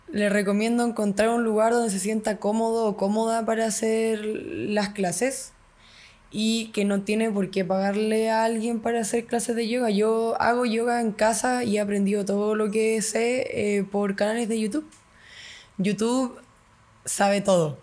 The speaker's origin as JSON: {"language": "Spanish", "country": "Chile"}